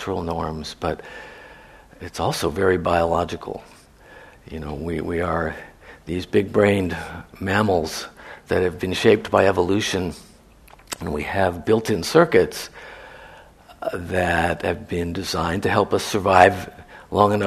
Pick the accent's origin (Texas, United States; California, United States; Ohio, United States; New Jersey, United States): California, United States; San Francisco; growing up in San Francisco in the 60s